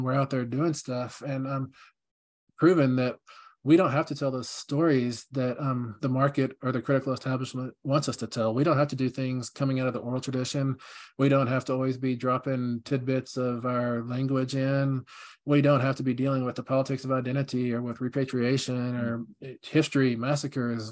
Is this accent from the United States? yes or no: yes; Midland, Texas, United States; moved away; my hometown of Midland, Texas